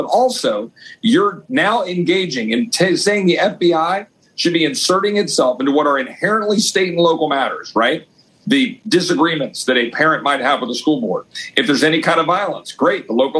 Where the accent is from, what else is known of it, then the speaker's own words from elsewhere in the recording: Loudoun County, Virginia, United States; now in Texas, United States; longtime Texas roots dating back to the 1850s, my mom and dad moved up to that neck of the woods in Northern Virginia. And so I grew up in Loudoun County proudly.